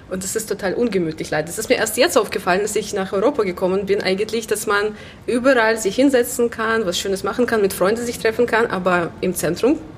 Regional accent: Minsk, Belarus; now in Germany; ich komme ursprünglich aus Belarus, früher als Weißrussland hier bekannt. Ähm, ich komme aus der Hauptstadt Minsk. Genau, ich bin dort aufgewachsen und erst seit sechs Jahren bin ich hier in Deutschland.

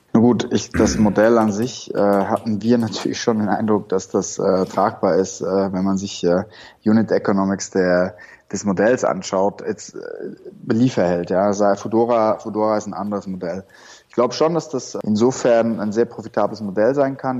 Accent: Switzerland; moved away as an adult; also born or lived in Shanghai; now in Berlin, Germany; komme ursprünglich aus der Schweiz und habe ja wie sich's für einen guten Schweizer gehört, eine Bankausbildung gemacht

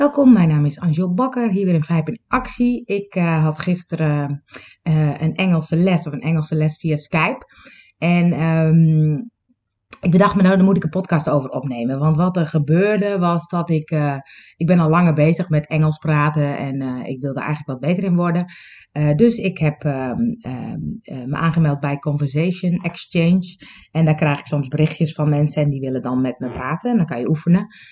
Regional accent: Netherlands; accent: Dutch; ik heb een beetje een Nederlands accent

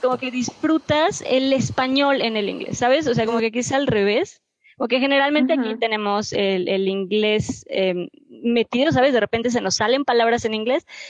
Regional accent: Mexico; como mexicanos

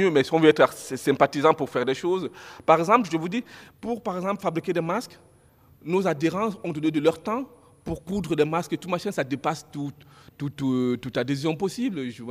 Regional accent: Nantes, Pays de la Loire, France; à l'époque, moi je venais de Nantes

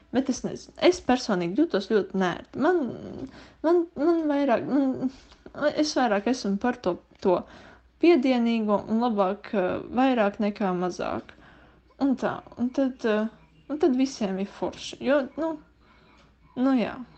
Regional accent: Liepāja, Kurzeme, Latvia; es esmu no Liepājas.

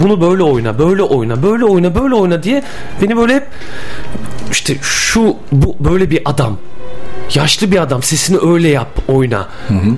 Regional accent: Adana, Turkey; now in Bursa, Turkey; aslen de Mardinliyim ama doğma büyüme Adanalıyım.

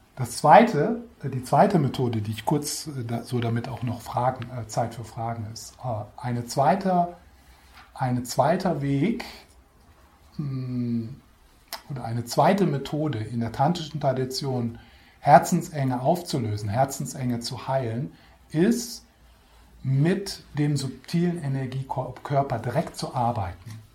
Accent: Switzerland; Wir sind sowieso schon als Schweizer

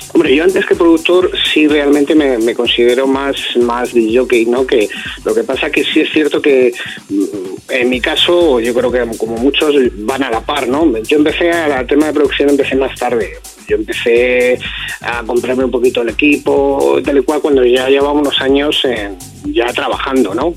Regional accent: Alcalá de Henares, Community of Madrid, Spain; donde soy yo, de Alcalá de Henares

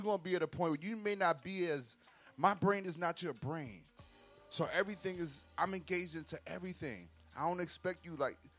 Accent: New York, United States; I'm from New York.

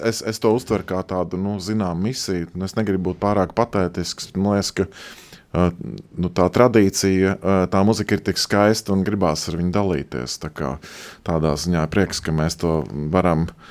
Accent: Latvia; es esmu šeit piedzimis, šeit audzis, šeit dzīvojis

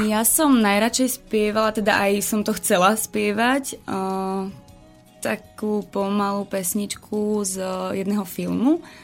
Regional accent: eastern Slovakia, Slovakia; keďže som z východu, tak ja som cymbalovka

